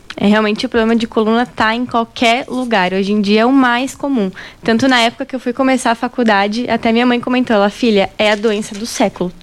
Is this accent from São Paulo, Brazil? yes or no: yes; São Paulo, Brazil; moved away as an adult; also born or lived in Rio Grande do Sul; now in Rio Verde, Brazil; Eu sou gaúcha, mas eu morei basicamente a minha vida toda em São Paulo.